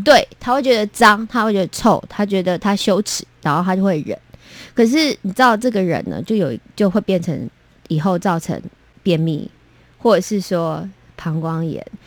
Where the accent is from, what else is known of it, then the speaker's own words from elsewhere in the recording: Taiwan; first language Taiwanese Hokkien; Chinese is a second language; 英文是我的第二语言，应该是说我的第三语言，我的母语是台语，然后中文，然后，然后这个是英文，从小读书就是用这样子的语言